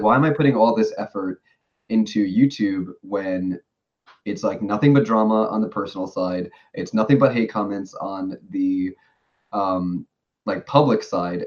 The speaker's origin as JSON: {"language": "English", "region": "New York", "country": "United States", "moved": "as an adult", "lives_now": "Tokyo, Japan", "said": "I've been living in Japan for six years now, but I'm originally from New York."}